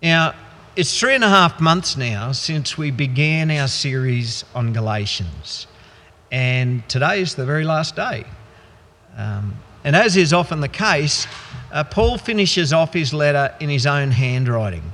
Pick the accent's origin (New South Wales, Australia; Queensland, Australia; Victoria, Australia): Queensland, Australia; Goondiwindi; I grew up in the Gundawindi district